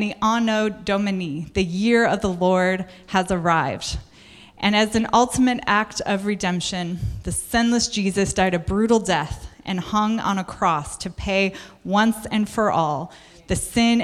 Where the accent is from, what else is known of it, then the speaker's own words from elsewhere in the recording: United States; I'm American.